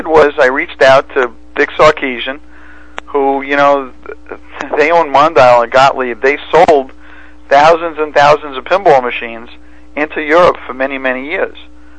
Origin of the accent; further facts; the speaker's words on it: New York City, New York, United States; accent: Brooklyn; moved away as an adult; now in New Jersey, United States; my accent gives away my Brooklyn, New York background.